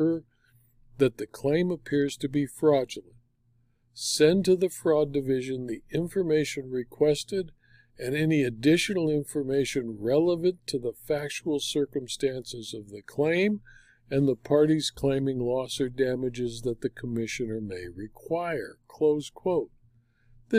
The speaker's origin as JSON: {"language": "English", "region": "California", "country": "United States", "said": "my home state of California"}